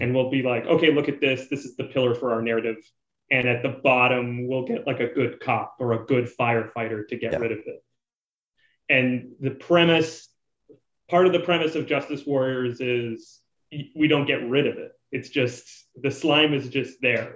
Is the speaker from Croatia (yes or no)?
no; Canada; being a Canadian